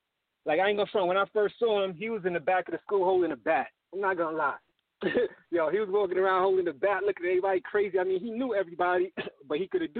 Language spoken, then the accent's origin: English; New York City, New York, United States; moved away; also born or lived in Miami; me and my brother Debonair, you know what I'm saying, we're from East New York, Brooklyn. And, yeah, we moved to Miami in, like, 88.